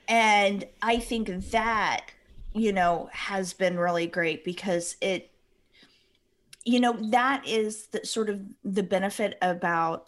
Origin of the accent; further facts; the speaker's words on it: Midwest, United States; I'm cheap Midwesterner.